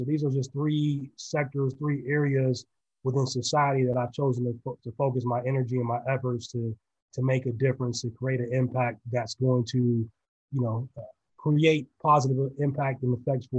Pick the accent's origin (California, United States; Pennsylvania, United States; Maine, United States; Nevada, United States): Pennsylvania, United States; Sharon; also born or lived in Youngstown, Ohio; So, you know, I was born in Youngstown, Ohio, raised just across the border in Sharon, Pennsylvania, a very humble community.